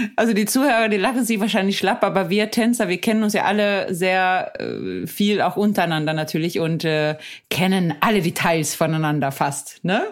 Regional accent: Sweden; now in Hamburg, Germany; ich bin ja aus Schweden

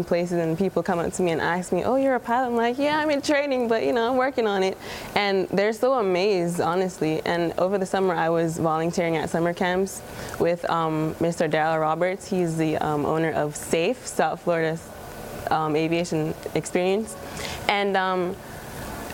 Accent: Jamaica; moved away; growing up in Jamaica

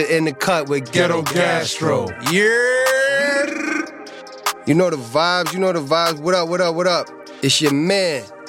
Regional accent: New York City, New York, United States; born or raised there

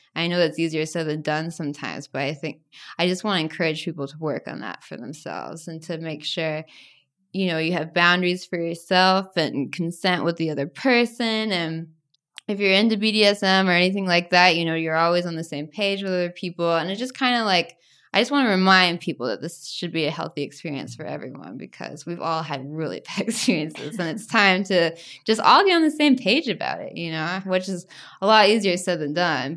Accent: United States; also born or lived in Tennessee / Arkansas; growing up in Tennessee and Arkansas where everyone's so religious

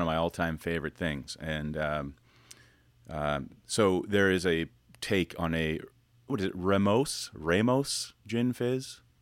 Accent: Canada; I'm Canadian, I should speak fluent French-Canadian.

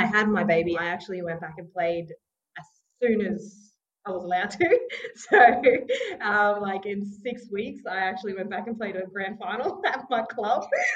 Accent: Mount Isa, Queensland, Australia; also born or lived in Sunshine Coast, Queensland; I'm a proud Gubbi Gubbi and Butchala woman from the Sunshine Coast region. Grew up in Mount Isa

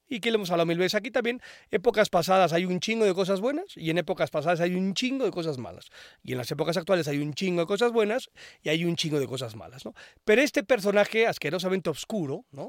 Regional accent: Mexico; como mexicanos y mexicanas

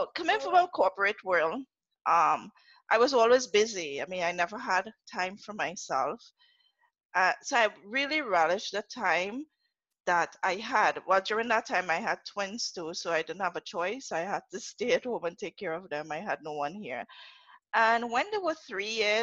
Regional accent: Trinidad & Tobago; accent: Trini; first language English; moved away as an adult; also born or lived in Atlanta, United States / Jersey City, United States; now in United States; I'm from Trinidad. I'm a Trinidadian, a Trini to the bone.

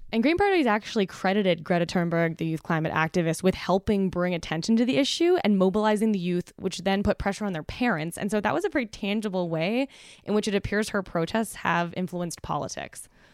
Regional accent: Canada; as the Canadian in the room

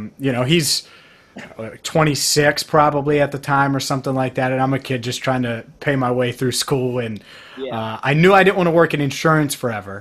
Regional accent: Cincinnati, Ohio, United States; I love covering a team in my hometown.

